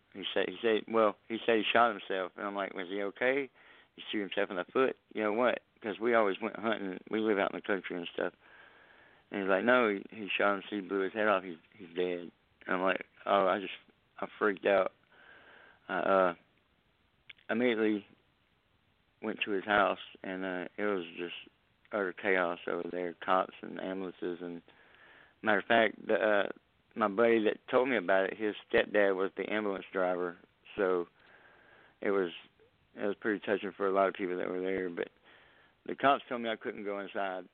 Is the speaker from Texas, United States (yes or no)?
yes; Southeast Texas, United States; I'm from Southeast Texas.